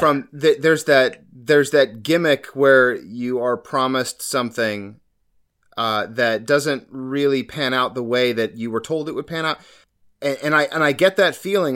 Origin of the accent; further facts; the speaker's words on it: Florida, United States; now in Maryland, United States; I was born in Florida. I grew up there